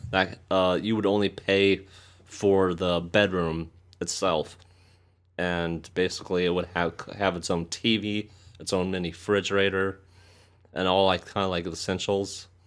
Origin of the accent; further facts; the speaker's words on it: St. Louis, Missouri, United States; I'm from Saint Louis